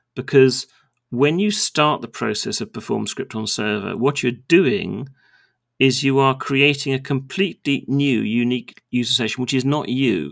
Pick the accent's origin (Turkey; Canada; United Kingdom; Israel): United Kingdom; as a Brit when we live on a very small island off the northwestern shore of Europe